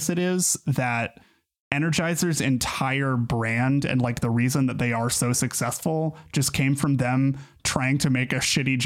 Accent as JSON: {"language": "English", "country": "United States", "said": "I'm from America"}